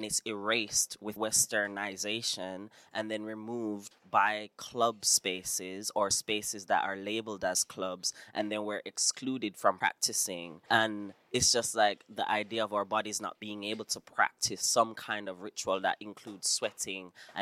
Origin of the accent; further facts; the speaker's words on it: Jamaica; I'm from Jamaica